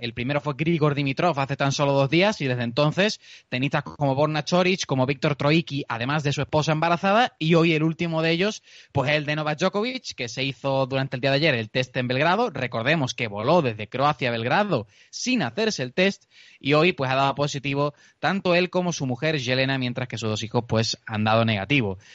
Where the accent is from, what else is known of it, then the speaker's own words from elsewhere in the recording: Seville, Andalusia, Spain; accent: southern; por mi acento, por mi forma de hablar, puedes imaginarte ya de qué ciudad del sur te estoy ah, hablando